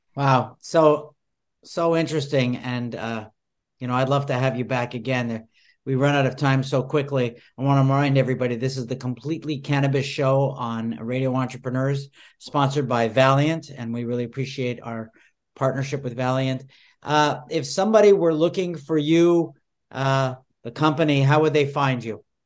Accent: Montreal, Quebec, Canada; now in United States; I grew up in Montreal, and, uh, you know, Montreal was a hashy city. I never saw a pot until I moved to the United States.

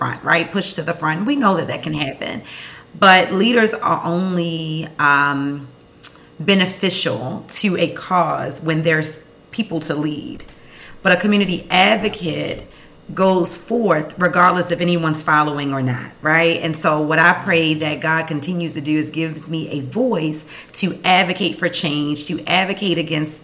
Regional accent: Baltimore, Maryland, United States; born and raised in West Baltimore

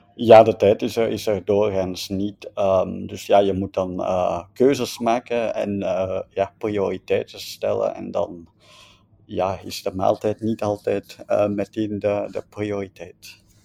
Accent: Belgium; wij als Belgen of als West-Europeanen

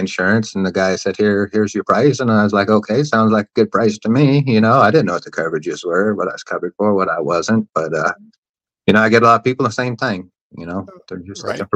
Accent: Tennessee, United States; moved away as an adult; now in Florida, United States; I was originally from Tennessee

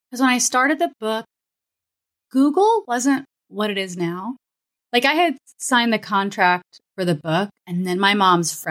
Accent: Florida, United States; also born or lived in Kansas; I'm from. We, I grew up in Florida and Kansas.

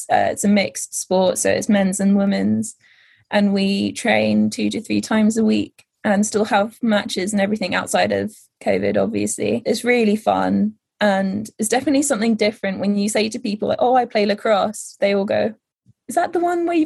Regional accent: Netherlands; so I grew up in the Netherlands at this point.

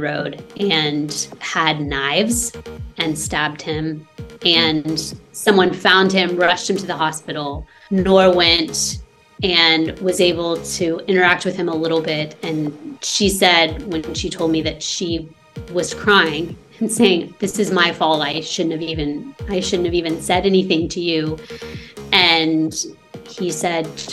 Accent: United States; moved away as an adult; now in Lebanon; I am currently in Lebanon, and I am from the States

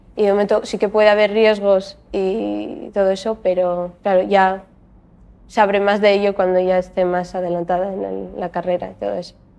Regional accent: Gijón, Asturias, Spain; estudié en el Colegio Baristo Valle, después acabé el instituto en el Instituto Monteville de Gijón

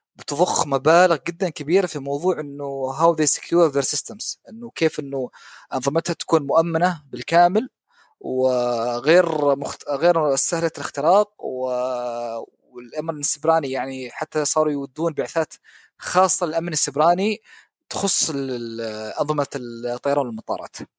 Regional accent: Oman; طيران السلام عندنا في عمان

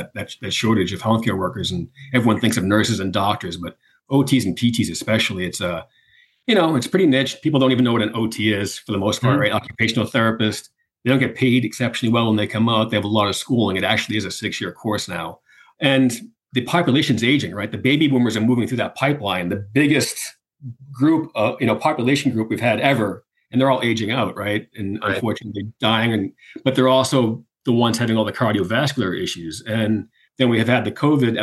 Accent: Boston, Massachusetts, United States; I'm from Boston

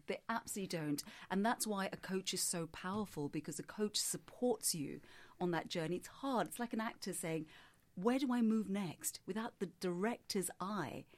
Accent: Singapore; I grew up in Singapore

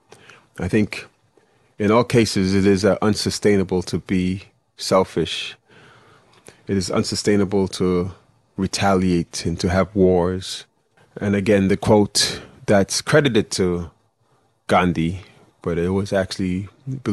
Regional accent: New York City, New York, United States; moved away as an adult; now in Florida, United States; I was born and bred in Flatbush, or born in Bed-Stuy, but raised in East Flatbush, Brooklyn.

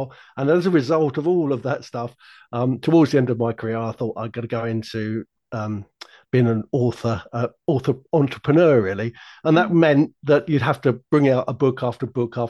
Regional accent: London, United Kingdom; When I was a little boy growing up in South London

